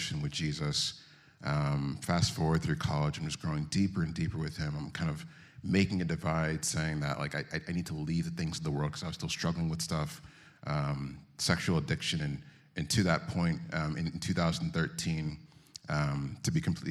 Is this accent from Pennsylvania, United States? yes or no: yes; Philadelphia, Pennsylvania, United States; I was born in Philadelphia, born and raised partially, and then moved out to the burbs